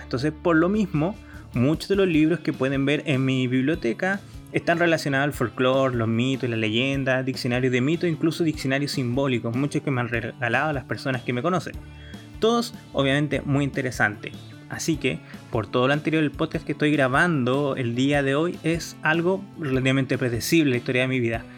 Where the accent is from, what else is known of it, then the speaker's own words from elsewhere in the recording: Chile; yo soy chileno